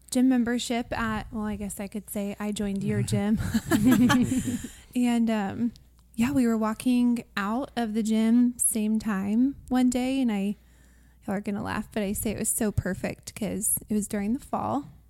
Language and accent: English; Austin, Texas, United States; we were born and raised in Austin, North, North Austin.